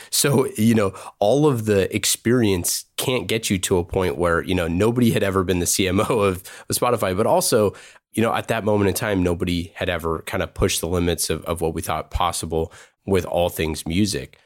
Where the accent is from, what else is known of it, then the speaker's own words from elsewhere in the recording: Oakland, California, United States; I grew up in Oakland, across the street from, you know, San Francisco